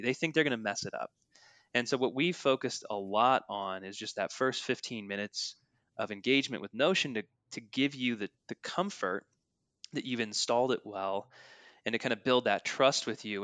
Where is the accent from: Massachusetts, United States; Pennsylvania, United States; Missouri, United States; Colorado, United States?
Colorado, United States; north of Denver; We grew up in Colorado together, north of Denver